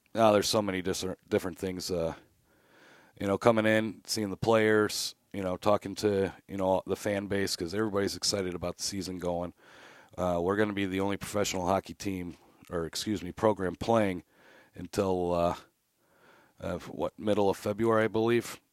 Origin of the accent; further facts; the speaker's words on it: Mentor, Ohio, United States; I grew up playing hockey in the Menor Youth System